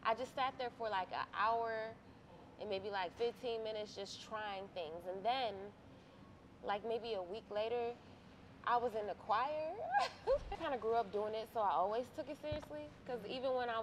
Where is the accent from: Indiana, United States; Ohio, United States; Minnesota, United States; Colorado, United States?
Ohio, United States; Cleveland; also born or lived in Grafton; I'm an actress, a singer, a model from Cleveland, Ohio